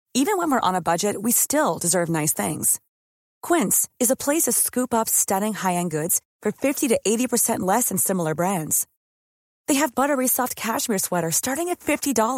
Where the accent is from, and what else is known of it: Mexico